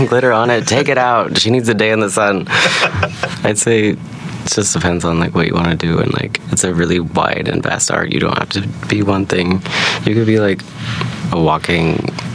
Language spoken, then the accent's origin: English; Anchorage, Alaska, United States; moved away as an adult; I grew up in Anchorage, Alaska, and I moved here when I was 18